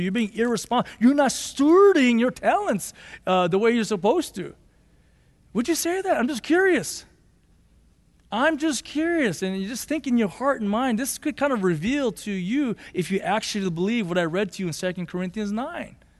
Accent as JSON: {"language": "English", "town": "Los Angeles", "region": "California", "country": "United States", "tie": "born or raised there", "also_born_or_lived": "Boyle Heights, Los Angeles / Monterey Park, California / Arcadia, California", "said": "growing up, we grew up in Monterey Park or Boyle Heights, then we moved to Monterey Park, and then we moved to Arcadia in nineteen eighty-eight."}